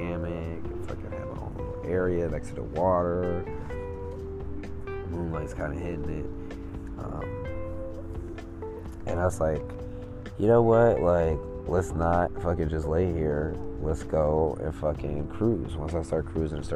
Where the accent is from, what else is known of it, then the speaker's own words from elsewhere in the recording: Chicago, Illinois, United States; I'm from Chicago